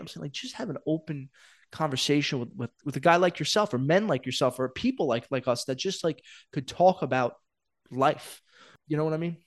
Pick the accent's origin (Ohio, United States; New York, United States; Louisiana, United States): New York, United States; New York City; I'm a kid from Brooklyn